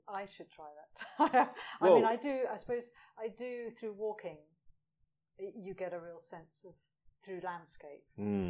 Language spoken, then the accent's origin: English; Edinburgh, Scotland, United Kingdom; I'm from Edinburgh.